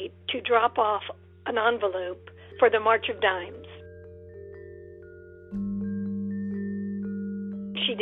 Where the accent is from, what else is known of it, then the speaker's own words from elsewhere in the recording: the South, United States; now in Seattle, United States; I was raised in the South, and now I'm a proud citizen of Seattle, Washington.